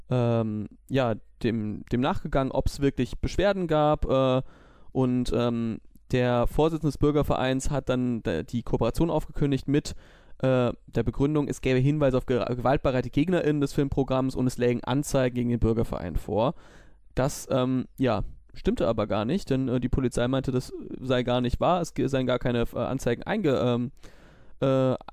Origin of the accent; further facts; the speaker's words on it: Düsseldorf, North Rhine-Westphalia, Germany; Wir als Düsseldorfer sind ja ähm, da vielleicht nicht so häufig, sind wir ehrlich